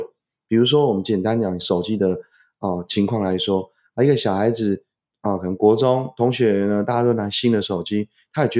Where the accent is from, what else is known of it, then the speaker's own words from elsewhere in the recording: China; 我们中国人最强调叫家训、